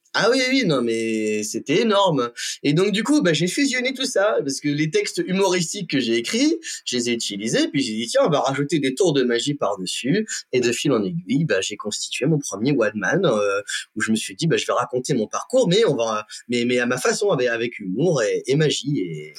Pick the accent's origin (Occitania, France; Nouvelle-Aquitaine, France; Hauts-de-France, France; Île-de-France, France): Hauts-de-France, France; Compiègne; moved away; also born or lived in Florida; la Compiègne, donc ma, ma terre natale, hein, je suis toujours très content d'y revenir